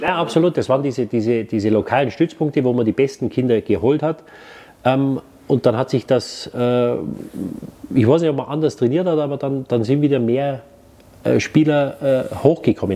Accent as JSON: {"language": "German", "town": "Munich", "region": "Bavaria", "country": "Germany", "tie": "born or raised there", "also_born_or_lived": "Waldsassen", "said": "ich bin mit vier Wochen nach München gekommen"}